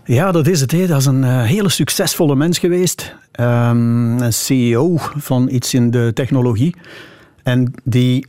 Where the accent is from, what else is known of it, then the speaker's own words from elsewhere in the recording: Meetjesland, Flanders, Belgium; het Meetjesland, waar ik vandaan kom